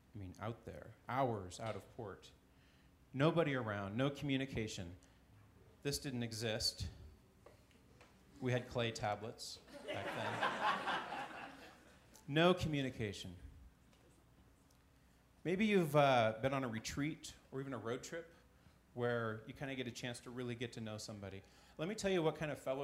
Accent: Alaska, United States; moved away; I grew up in Alaska, a few of you know, and I spent a lot of my summertime in Valdez.

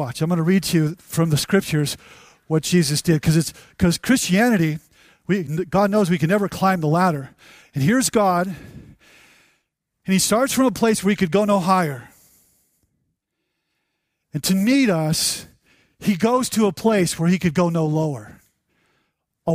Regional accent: United States; we're from America

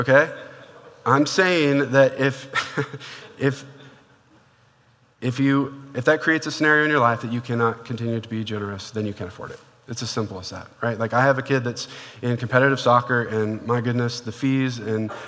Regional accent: Portland, Oregon, United States; moved away; I used to live, when I grew up in Portland, Oregon

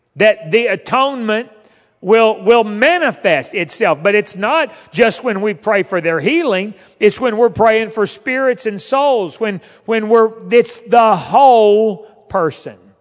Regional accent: Fort Smith, Arkansas, United States; moved away as an adult; also born or lived in West Virginia / Alexandria; I grew up in Fort Smith

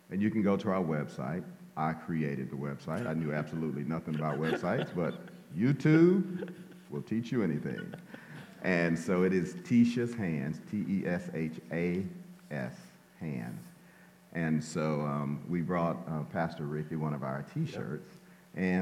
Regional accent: Shreveport, Louisiana, United States; And well, I was born in Shreveport, Louisiana. Oh yeah, Shreveport, Louisiana. I'm a country boy.

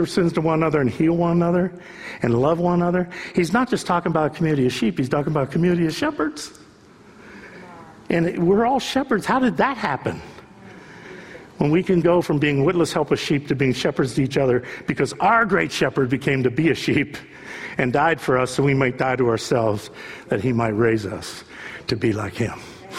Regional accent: South Korea; I don't see single people here. I don't see that many, you know, I'm from Korea. I don't see many people here.

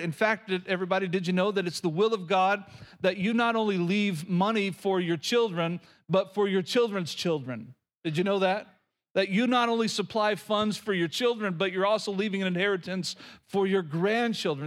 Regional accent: Oklahoma, United States; moved away; Growing up in Oklahoma, we had these little bitty houses that we always called shotgun houses.

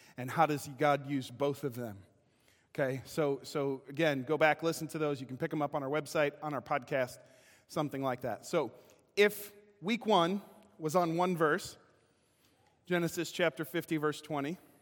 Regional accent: Kenosha, Wisconsin, United States; moved away as an adult; now in Springfield, Missouri, United States; I can no longer say Kenosha, Wisconsin. I will instead have to say I'm from Springfield, Missouri, because I've lived here longer.

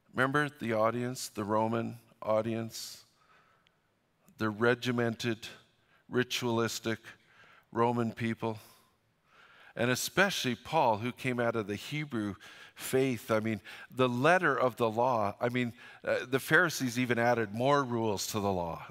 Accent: Fort St. John, British Columbia, Canada; moved away; I'm from Fort Saint John

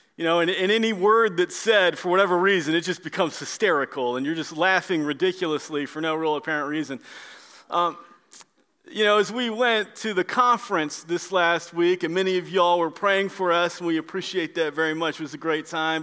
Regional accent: Orlando, Florida, United States; moved away; I'm from the Orlando area and I know Florida a little bit

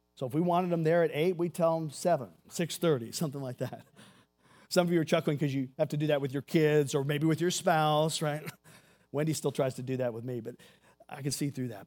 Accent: Seabrook, Texas, United States; I grew up in Houston, Texas, a little town called Seabrook, Texas

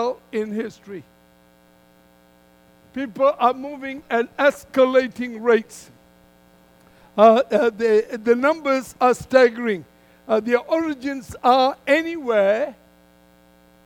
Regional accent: Malaysia; moved away as an adult; So I come originally from Malaysia

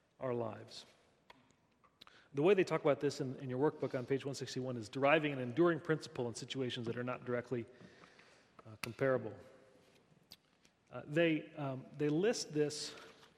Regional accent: United States; I'm American

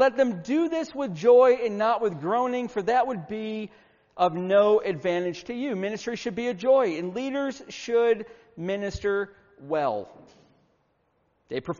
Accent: Syracuse, New York, United States; moved away; also born or lived in Virginia / Marietta, Georgia; I grew up in Syracuse, New York

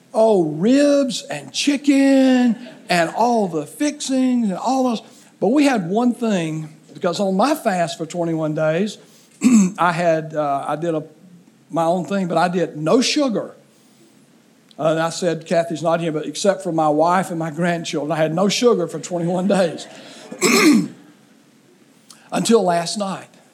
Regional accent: southeast Alabama, United States; growing up in southeast Alabama on a farm

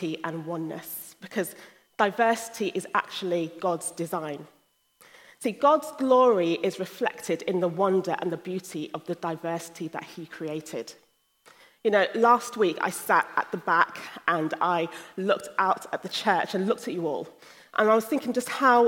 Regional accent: London, United Kingdom; moved away as an adult; also born or lived in Sierra Leone (ancestry) / Nigeria (ancestry); now in Hull, United Kingdom; I was born in the UK and spent most of my life in London

